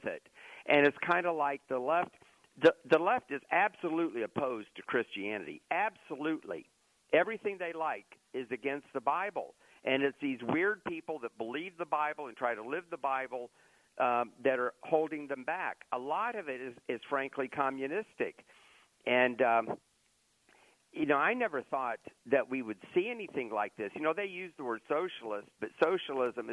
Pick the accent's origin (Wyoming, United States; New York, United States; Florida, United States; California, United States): Florida, United States; Lakeland; moved away as an adult; now in Orlando, United States; I grew up in Lakeland, and my very first journalistic job was with the Tampa Tribune